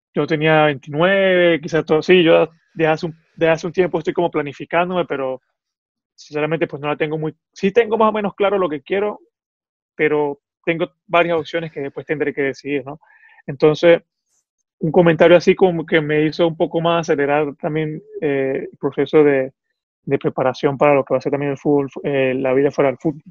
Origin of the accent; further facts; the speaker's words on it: Venezuela; now in Italy; lo que somos como venezolanos